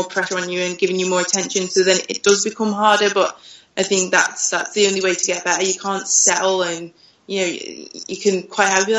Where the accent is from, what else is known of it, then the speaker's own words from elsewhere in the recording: United Kingdom; moved away as an adult; now in France; being British